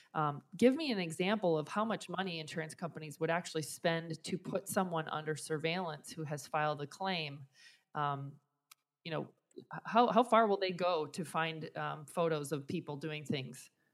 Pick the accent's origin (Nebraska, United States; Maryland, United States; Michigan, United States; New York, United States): Nebraska, United States; my home state of Nebraska